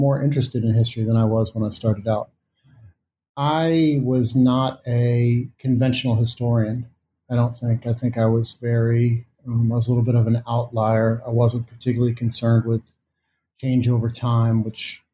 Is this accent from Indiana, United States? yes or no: no; Missouri, United States; moved away; I am from Missouri